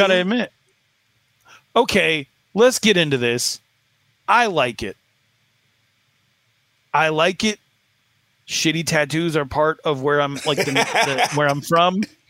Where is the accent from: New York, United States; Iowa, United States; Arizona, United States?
Arizona, United States; where I'm from, that's what tattoos look like. And where I was raised in Arizona